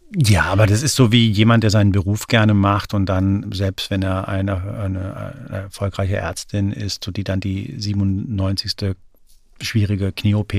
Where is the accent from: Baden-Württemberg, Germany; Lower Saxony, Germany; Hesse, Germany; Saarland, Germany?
Hesse, Germany; Frankfurt; now in Berlin, Germany; Ich bin in Frankfurt aufgewachsen